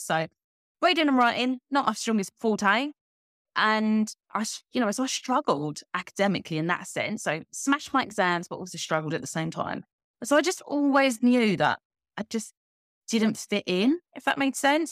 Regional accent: Kent, South East England, United Kingdom; moved away as an adult; also born or lived in London; now in Valencia, Spain; I actually grew up in, if anyone knows England, Kent, it's like the county next t, to London

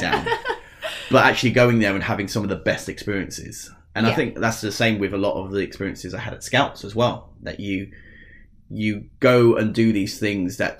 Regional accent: Essex, East of England, United Kingdom; accent: Essex; we're both from Essex, if you haven't noticed. Well, I'll try and hide the accent

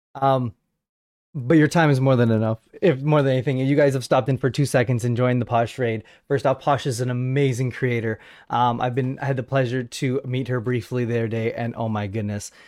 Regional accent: Canada; I am a Canadian podcaster

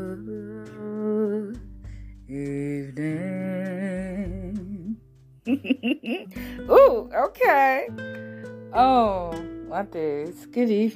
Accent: Nigeria; moved away; As a Nigerian

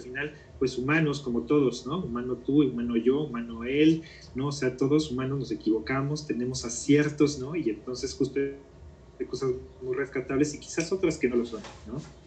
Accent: Mexico City, Mexico; also born or lived in Guatemala; yo nací aquí en la Ciudad de México eh, y siempre he vivido en la colonia Narvarte. Es la colonia donde siempre he vivido desde que era niño

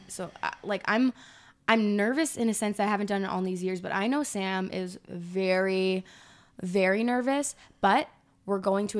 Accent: Scotland, United Kingdom; I'm Scottish.

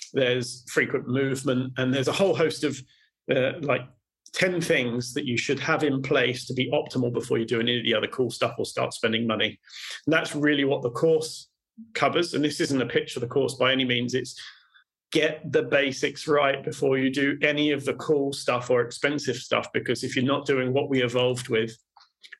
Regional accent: United Kingdom; I'm British

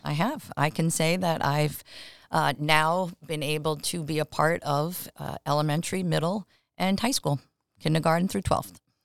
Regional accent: Long Island, New York, United States; moved away as an adult; also born or lived in Providence, Rhode Island / Massachusetts; I actually am a native New Yorker. I grew up on Long Island.

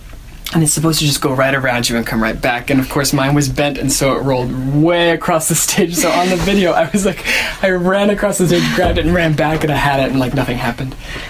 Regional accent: Westfield, Indiana, United States; also born or lived in New York City; now in Seattle, United States; So I'm from Westfield, Indiana, which is just north, it's like 30 minutes north of Indianapolis

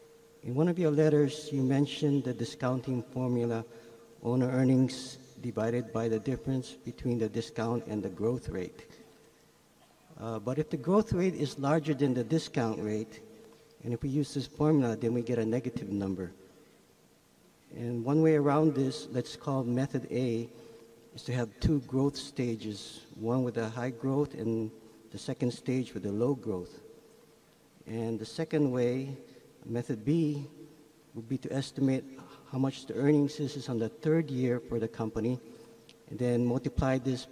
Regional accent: New Jersey, United States; Good morning, gentlemen. … I come from New Jersey.

